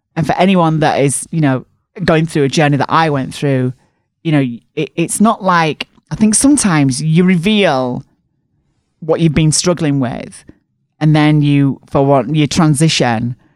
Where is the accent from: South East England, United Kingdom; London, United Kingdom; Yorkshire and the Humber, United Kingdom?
Yorkshire and the Humber, United Kingdom; Barnsley; bigged up my hometown